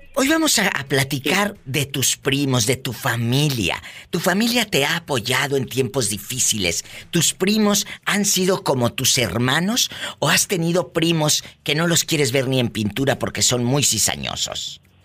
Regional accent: Matamoros, Tamaulipas, Mexico; mi tierra es Matamoros, Tamaulipas

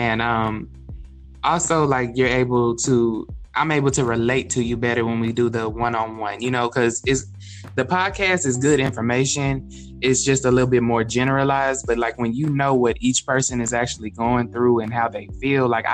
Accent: Texas, United States; also born or lived in California; I was born in California, but I was raised in Texas. So basically, I'm from Texas

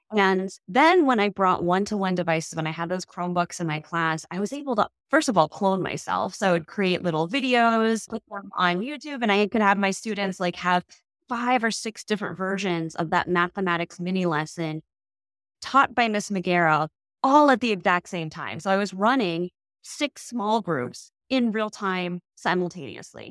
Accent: Chicago, Illinois, United States; as a Chicagoan, as, you know, an Asian, a woman, mother who lives in Chicago

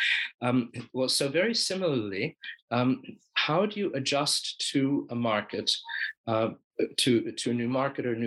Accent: United States

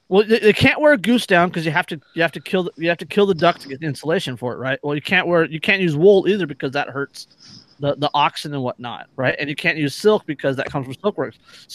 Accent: California, United States; As a Californian, I can't disagree.

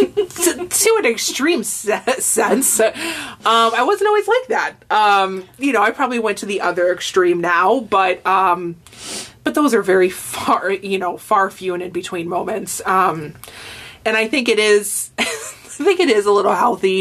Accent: Hammond, United States; I'm from Hammond

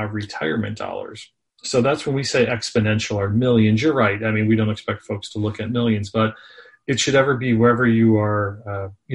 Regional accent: Scranton, Pennsylvania, United States; moved away as an adult; also born or lived in Philadelphia; I grew up in the Northeast, as I said, actually in Scranton, PA.

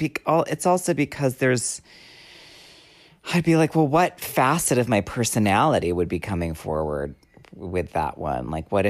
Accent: Hollywood, California, United States; Well, because I grew up in the Hollywood studio system

